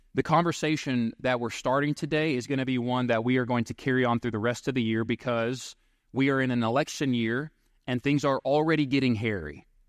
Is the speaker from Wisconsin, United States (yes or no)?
no; Seven Points, Texas, United States; I grew up in Seven Points, Texas